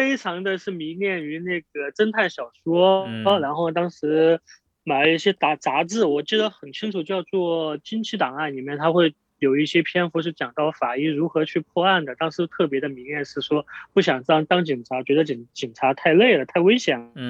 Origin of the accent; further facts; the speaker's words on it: Sichuan, China; also born or lived in Chongqing; 我是四川人，结果我考到了重庆，